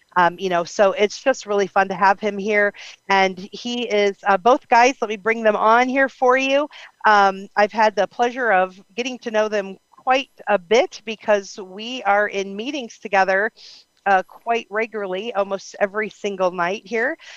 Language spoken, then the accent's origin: English; Ohio, United States; I'm from Ohio